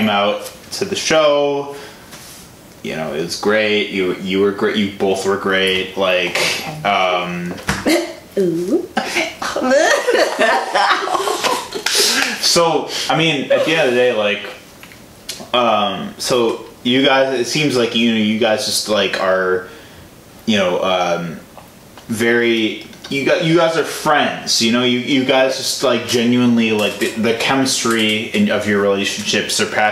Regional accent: Flossmoor, Illinois, United States; I'm from Flossmoor, Illinois

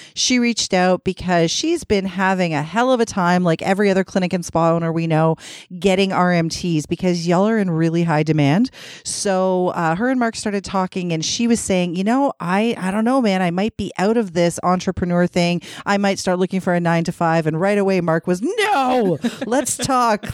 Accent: Toronto, Ontario, Canada; I grew up in Scarborough

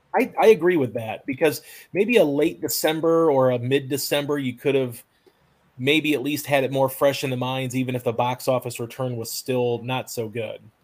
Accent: Tennessee, United States; my home state here of Tennessee. Now I obviously live in Tennessee

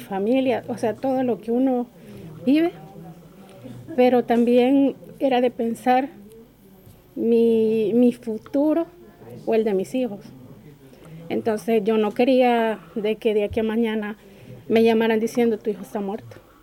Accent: El Salvador; moved away as an adult; now in Torre Pacheco, Spain; soy del Salvador

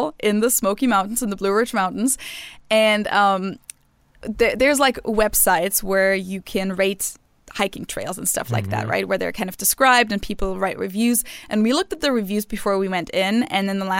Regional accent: Munich, Bavaria, Germany; moved away; growing up in Munich, like our summer break in Bavaria usually starts about now

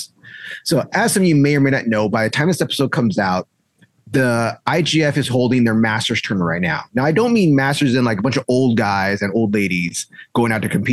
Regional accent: South Bay, California, United States; I'm from South Bay

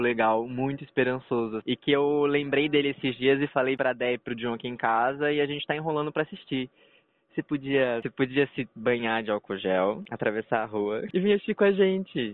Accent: Brazil; a gente é brasileiro

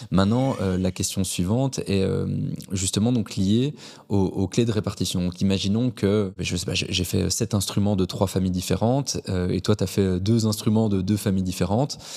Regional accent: Belgium; Est-ce que, en tant que Belge, on pourrait s'inscrire dans des sociétés à l'international

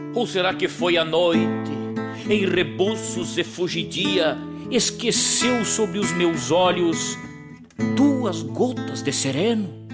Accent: Rosário do Sul, Rio Grande do Sul, Brazil; um rio velho que banha aquela cidade minha terra natal

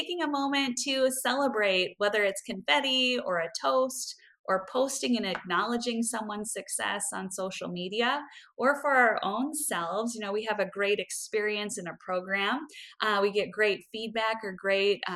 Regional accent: Midwest, United States; as a Midwesterner

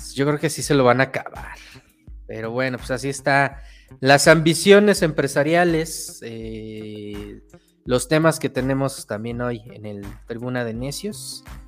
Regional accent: Mexico; lo que pues nosotros nos hace identidad como mexicanos

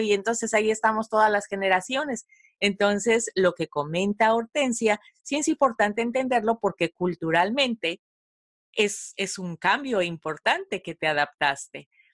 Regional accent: Mexico; yo también soy mexicana

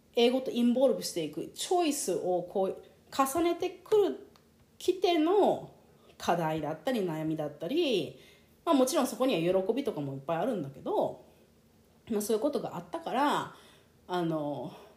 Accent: Japan; first language Japanese; 私みたいにその日本で生まれ育って日本語でこう育 ってきた

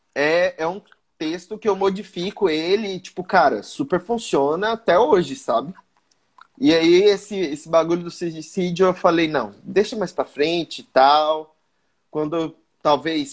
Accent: Mato Grosso, Brazil; eu sou do Mato Grosso

